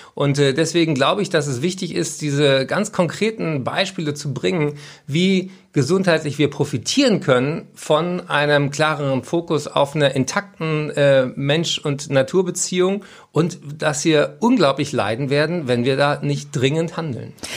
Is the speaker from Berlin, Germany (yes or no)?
yes; Berlin, Germany; ich bin ja Berliner